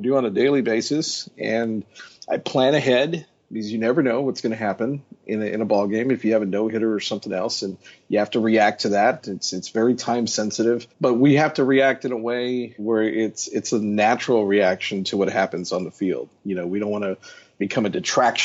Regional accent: Houston, Texas, United States; I grew up in Houston.

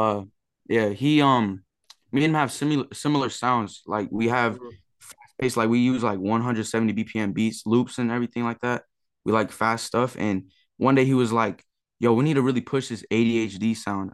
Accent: San Diego, California, United States; I'm from San Diego, California

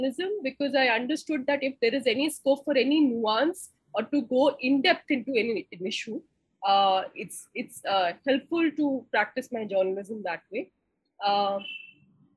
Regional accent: Lucknow, Uttar Pradesh, India; moved away as an adult; also born or lived in Delhi; I grew up in Lucknow and I came to Delhi

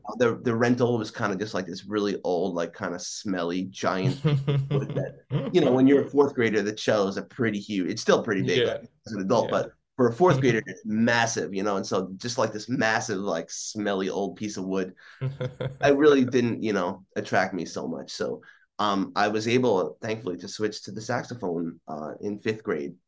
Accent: East Meadow, New York, United States; I was born in on Long Island, um, and I grew up primarily in a town called East Meadow

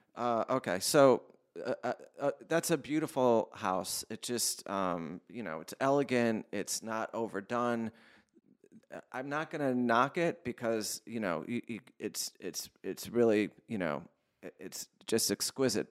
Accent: Connecticut, United States; now in Los Angeles, United States; the Crystal Mall in my home state of Connecticut, in Waterford, Connecticut

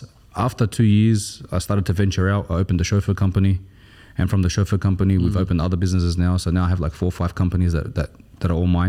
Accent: Australia; now in United Arab Emirates; You know, we're from Australia, it's different.

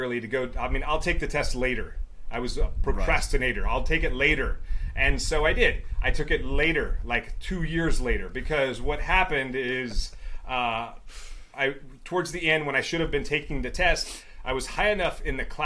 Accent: Meridian, Mississippi, United States; now in Hawaii, United States; I grew up in Meridian, Mississippi.

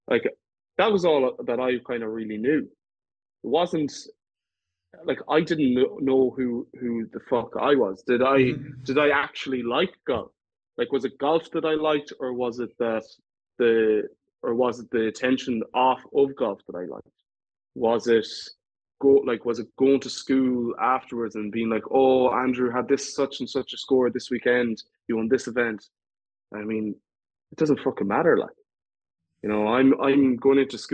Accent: Ireland

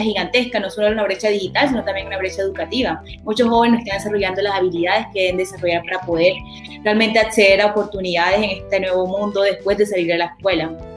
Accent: Colombia; now in United States; la mayoría somos colombianos

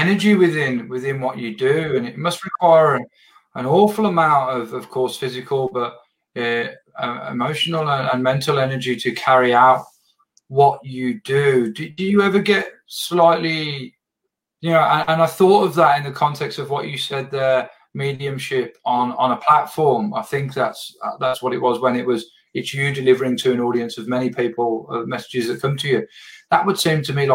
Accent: England, United Kingdom; I'm from England

